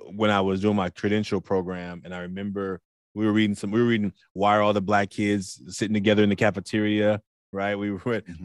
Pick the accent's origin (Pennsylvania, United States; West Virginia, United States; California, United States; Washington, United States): California, United States; Oakland; as a big boy growing up in Oakland